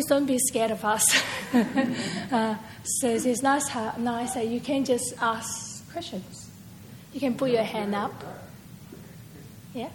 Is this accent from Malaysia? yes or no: yes; Malaysia; moved away as an adult; also born or lived in Singapore; now in Perth, Australia; I actually from Perth. Originally, I was born in Malaysia, and I came here to study as an overseas student, and I migrated here.